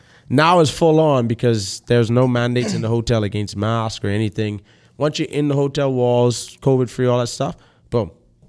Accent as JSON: {"language": "English", "country": "Bahamas", "said": "It's like, Bahamian? They're like, what's that? I'm like, oh, I'm from the Bahamas."}